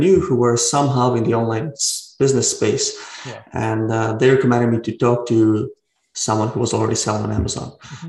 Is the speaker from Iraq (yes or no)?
no; Ukraine; now in Vancouver, Canada; I'm originally from Ukraine, but I live in Vancouver, Canada.